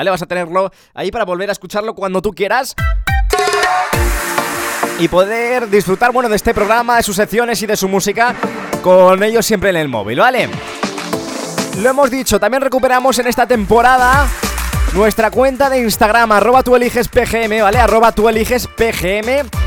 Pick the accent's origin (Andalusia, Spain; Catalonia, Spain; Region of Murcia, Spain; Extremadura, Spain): Andalusia, Spain; Guadix; Somos de Guadix de Granada.